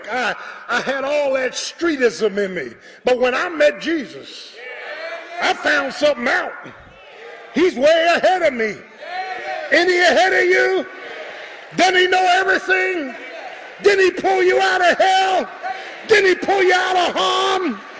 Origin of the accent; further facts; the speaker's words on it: Philadelphia, Pennsylvania, United States; I'm from the hood, man. Born and bred in South Philly.